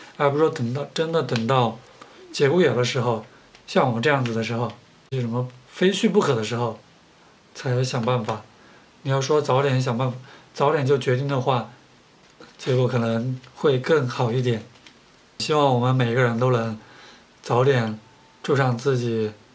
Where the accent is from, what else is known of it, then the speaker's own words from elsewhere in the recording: southern China, China; now in Beijing, China; 作为南方人，生活在北方